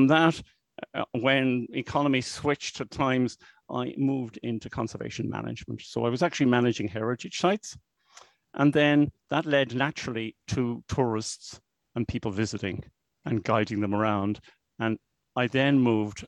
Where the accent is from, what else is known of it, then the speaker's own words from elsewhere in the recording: Dublin, Leinster, Ireland; I'm from Dublin. I still live in Dublin. I've been in Dublin all my life